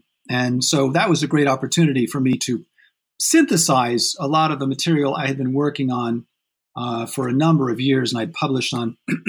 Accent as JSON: {"language": "English", "town": "South Bend", "region": "Indiana", "country": "United States", "tie": "born or raised there", "said": "I grew up in Indiana, in South Bend, Indiana."}